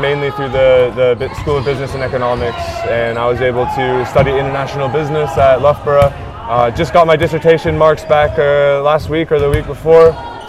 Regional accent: Kirkland, Washington, United States; moved away as an adult; also born or lived in Philadelphia, Pennsylvania; Originally from Kirkland, Washington, where I grew up.

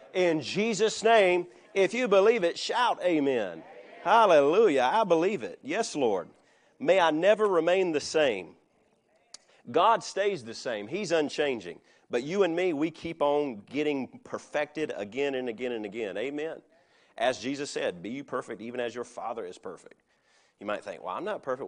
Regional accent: United States; I am an American, but I am a Christian

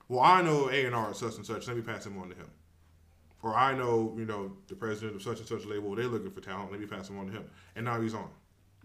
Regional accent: California, United States; now in Charlotte, United States; I'm not from Charlotte, right? Mm-hmm. I'm from California.

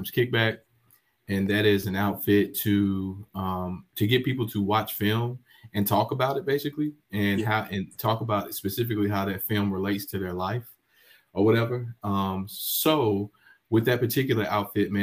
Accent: High Point, North Carolina, United States; in my hometown, man, of High Point, North Carolina, I grew up playing sports just like any regular person.

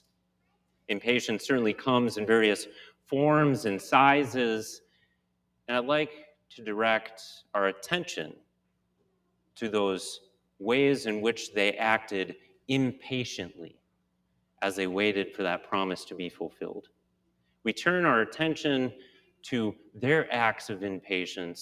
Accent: Midwest, United States; growing up as a Midwesterner

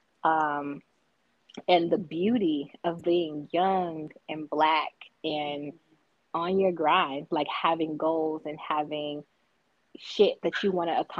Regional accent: United States; from Clark County

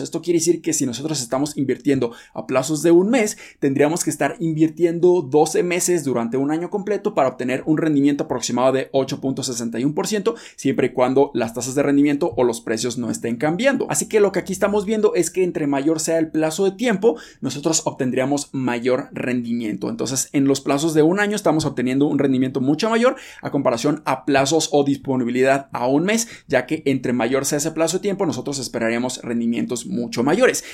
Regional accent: Mexico; nosotros como mexicanos

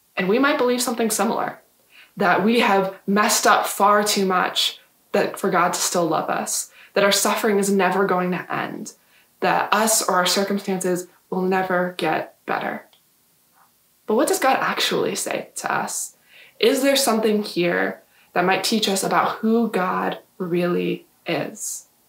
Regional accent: Yuma, Arizona, United States; I grew up in Yuma

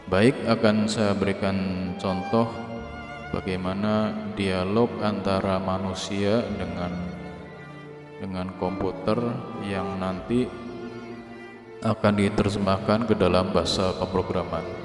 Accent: Lampung, Indonesia; accent: Ngapak; saya Wong Tua Ngapak dari Lampung

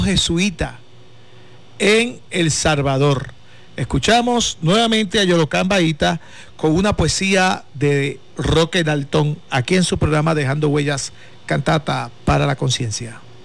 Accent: Puerto Rico

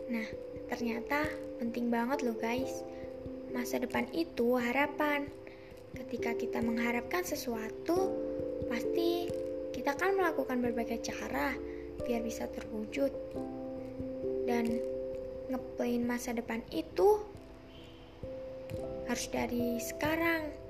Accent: Lampung, Indonesia; Asalku dari Lampung Tengah.

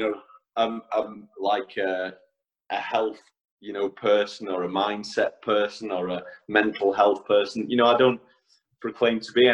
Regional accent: Ruthin, Wales, United Kingdom; also born or lived in Isle of Man; So I grew up in a small town called Ruthin in North Wales. So I am a Welshman.

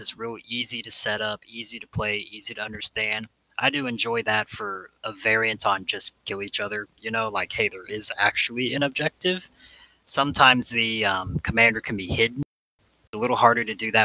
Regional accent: England, United Kingdom; I grew up in England.

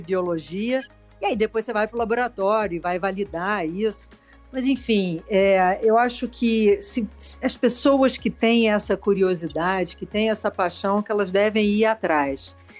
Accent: Rio de Janeiro, Brazil; now in São Paulo, Brazil; eu sou carioca, me mudei para São Paulo

